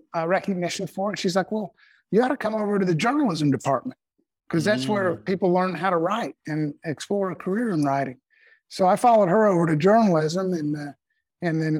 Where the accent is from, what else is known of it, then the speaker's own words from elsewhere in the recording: Northwest Arkansas, United States; Arkansas. Yeah. Northwest Arkansas. You know, it's funny, a little farm, a little gentleman's farm out west of town